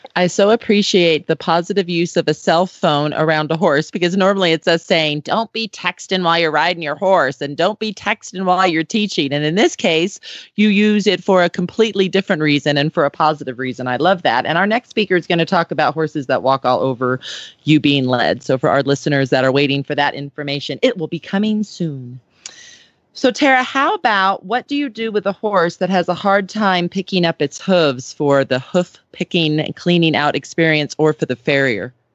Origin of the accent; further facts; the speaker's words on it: Southern California, United States; I grew up in Southern California